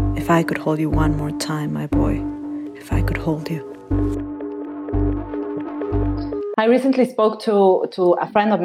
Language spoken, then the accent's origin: English; Mexico; now in United States; I've been living in the United States for the past 5 years before, but I grew up in Mexico